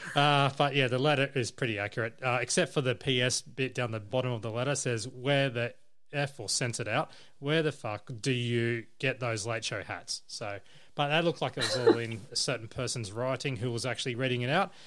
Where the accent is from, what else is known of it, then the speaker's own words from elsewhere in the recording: Campbelltown, New South Wales, Australia; now in Gold Coast, Australia; I'm based on the Gold Coast, but I come from New South Wales, or mainly Southwest Sydney, Campbelltown